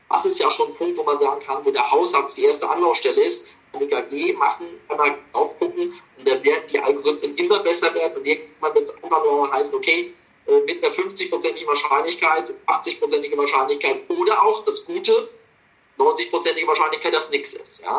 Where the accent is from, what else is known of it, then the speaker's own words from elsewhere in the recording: Munich, Bavaria, Germany; now in Essen, Germany; viele Grüße zurück in meine alte Heimat München.